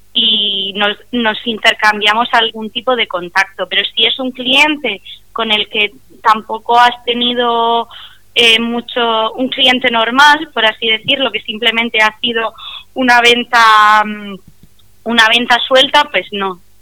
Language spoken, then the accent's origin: Spanish; Murcia, Region of Murcia, Spain; yo soy de Murcia